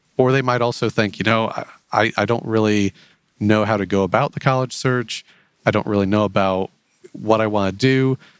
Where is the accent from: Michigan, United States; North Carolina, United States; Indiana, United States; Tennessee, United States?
Indiana, United States; Otterbein; now in Fort Wayne, United States; I grew up in the big city of Otterben, Indiana